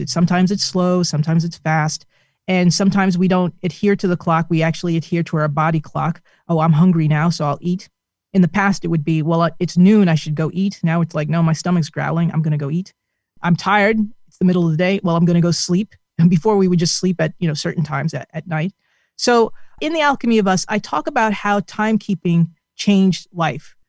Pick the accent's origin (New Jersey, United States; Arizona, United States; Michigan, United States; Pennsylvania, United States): New Jersey, United States; my home state of New Jersey